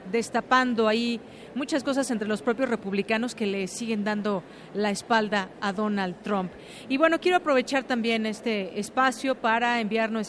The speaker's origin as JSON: {"language": "Spanish", "country": "Mexico", "said": "este tema que seguimos muy pendientes como ciudadanos, como mexicanos"}